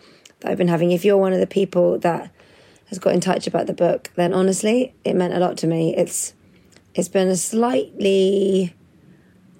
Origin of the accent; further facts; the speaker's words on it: United Kingdom; here in the UK, growing up in the UK